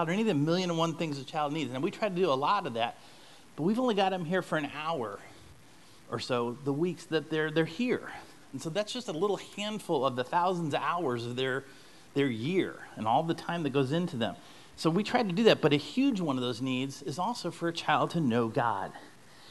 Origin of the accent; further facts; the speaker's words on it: St. Louis, Missouri, United States; moved away; we're from St. Louis originally